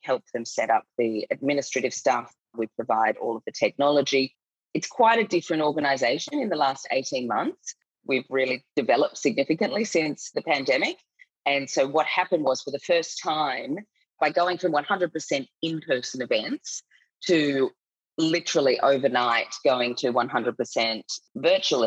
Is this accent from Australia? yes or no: yes; Australia; accent: Australian; moved away as an adult; now in Singapore; I'm Australian. You can probably tell by my accent